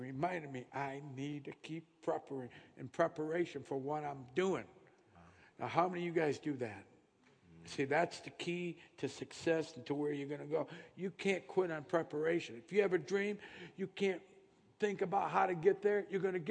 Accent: Indiana, United States; where are you from? I said, Indiana

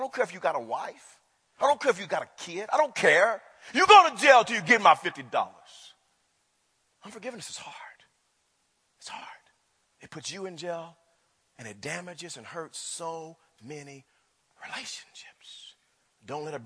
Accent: Wewoka, Oklahoma, United States; growing up in Wewoka

